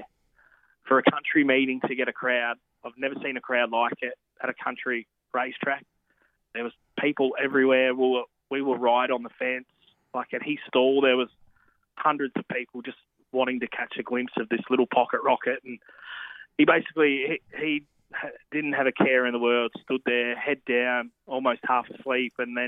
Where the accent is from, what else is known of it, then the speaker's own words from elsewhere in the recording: New South Wales side of the border, Australia; I grew up on the New South Wales side of the border, and I used to go to primary school in New South Wales